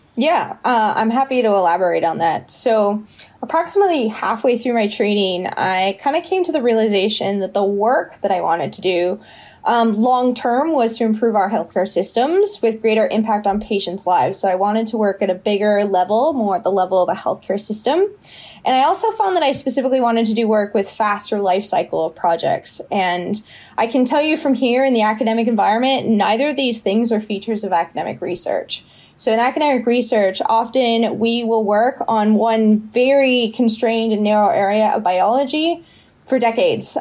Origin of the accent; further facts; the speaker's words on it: West Coast, United States; moved away as an adult; also born or lived in San Diego; now in Michigan, United States; I'm originally from the West Coast